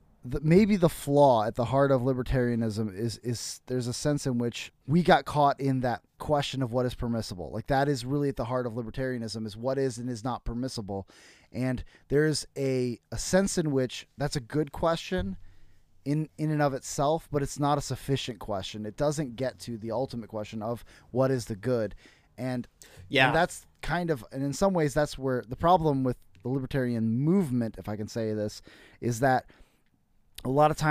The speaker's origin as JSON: {"language": "English", "region": "Iowa", "country": "United States"}